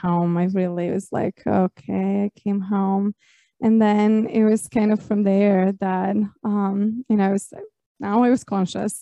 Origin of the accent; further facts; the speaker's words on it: Croatia; I grew up in Croatia, and we're also very traditionally Catholic